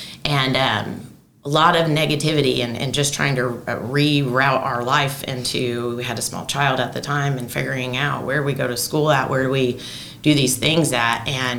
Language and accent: English; Murphysboro, Illinois, United States; moved away as an adult; I grew up, born and raised in Murphysboro, and never really went outside the walls of Murphysboro. Didn't drive on an interstate until I was 18 years old.